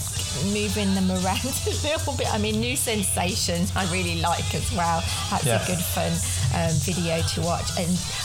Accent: United Kingdom; being British

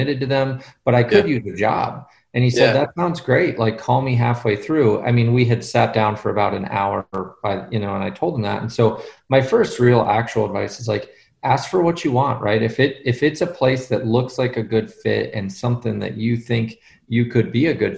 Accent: Boulder, Colorado, United States; moved away as an adult; also born or lived in Midland, Michigan / Nashville, Tennessee; I grew up in Boulder, Colorado, which is an interesting place to grow up

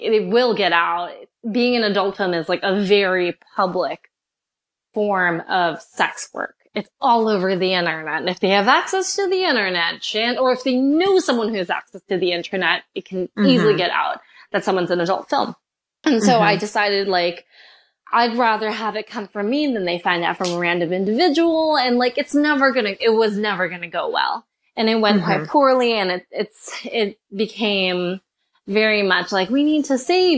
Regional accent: New York, United States; now in California, United States; I'm originally from New York.

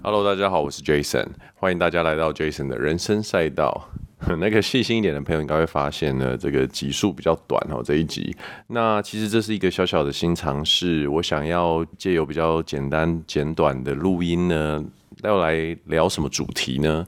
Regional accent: Canada; moved away; 我在加拿大长大的时候，我们很喜欢看有一部剧叫《Friends》

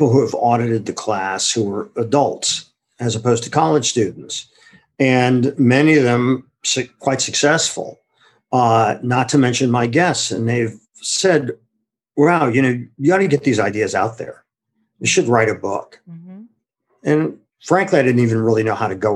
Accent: Akron, Ohio, United States; I'm originally from Akron, Ohio. And growing up there

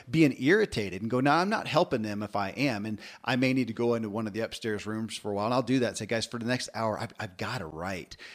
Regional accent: Kentucky, United States; born or raised there

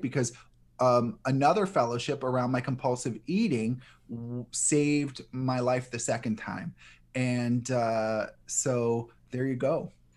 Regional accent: New Orleans, Louisiana, United States; I grew up in New Orleans

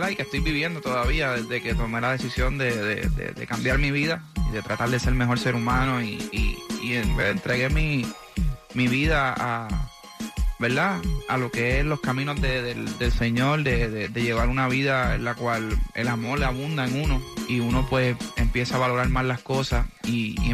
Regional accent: Puerto Rico; now in Miami, United States; yo vine de Puerto Rico pues a buscar que mi, carrera siguiera creciendo

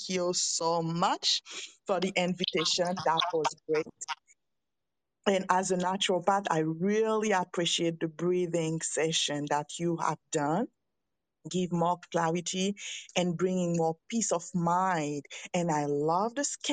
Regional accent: Haiti; English is a second language; now in Quebec, Canada; I'm in Canada and I'm a French speaker. I'm from Haiti.

